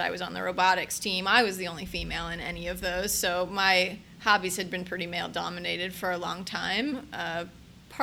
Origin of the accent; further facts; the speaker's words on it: Upper Arlington, Ohio, United States; I grew up in Upper Arlington, actually, so suburb of Columbus.